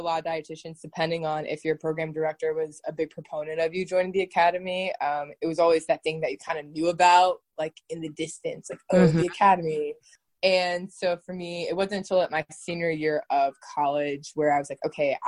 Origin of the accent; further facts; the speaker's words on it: Oak Park, Illinois, United States; moved away; also born or lived in Washington, D.C.; I am originally from Chicago, Illinois, from Oak Park, Illinois, which is right outside Chicago.